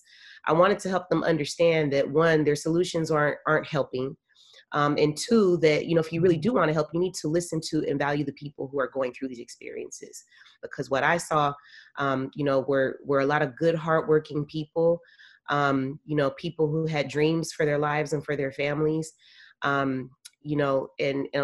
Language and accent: English; San Francisco, California, United States; I'm a native of San Francisco, born and raised